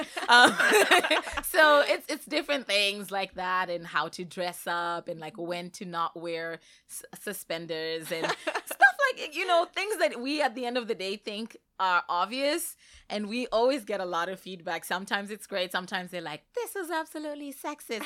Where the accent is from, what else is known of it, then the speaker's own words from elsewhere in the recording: Zimbabwe; moved away as an adult; I came to Northeastern straight from Zimbabwe. That's where, um, I had completed my I B program